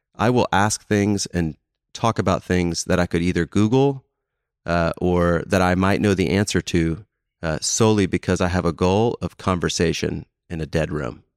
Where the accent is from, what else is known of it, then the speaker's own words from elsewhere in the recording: Houston, Texas, United States; now in Dallas, United States; I grew up in Houston